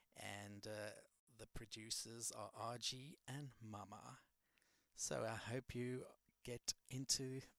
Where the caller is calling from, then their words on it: London, United Kingdom; So you're listening to the right place, because I'm beaming from London.